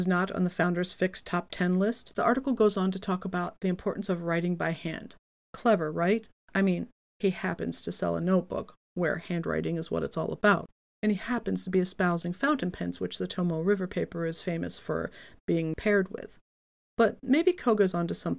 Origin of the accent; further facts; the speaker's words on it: Atlantic City, New Jersey, United States; moved away; I am originally from Atlantic City